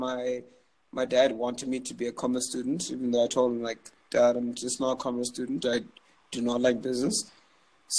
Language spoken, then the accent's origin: English; Zimbabwe; moved away as an adult; also born or lived in Canada; I'm from Zimbabwe